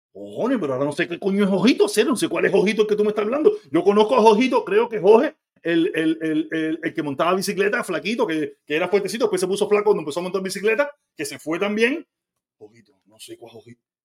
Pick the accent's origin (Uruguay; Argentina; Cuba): Cuba; Havana; moved away as an adult; now in United States; soy de La Habana y desvedado